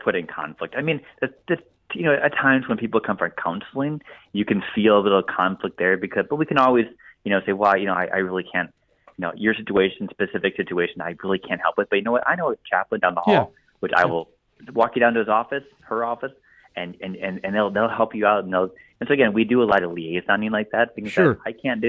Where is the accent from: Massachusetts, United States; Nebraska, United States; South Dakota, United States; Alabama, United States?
South Dakota, United States; Mitchell; I'm from Mitchell, South Dakota